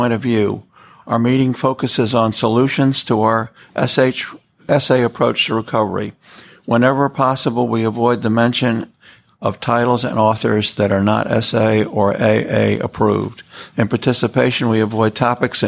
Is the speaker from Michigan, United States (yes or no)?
no; New York City, New York, United States; now in Atlanta, United States; I was born and raised in New York City